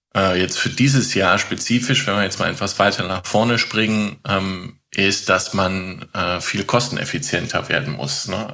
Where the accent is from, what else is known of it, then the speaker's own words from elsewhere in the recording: Netherlands; ich komme auch aus Holland